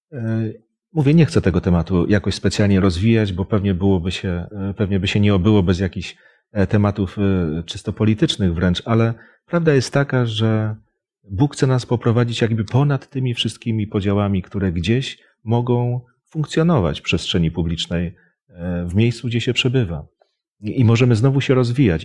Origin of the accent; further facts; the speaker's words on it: Poland; jesteśmy Polakami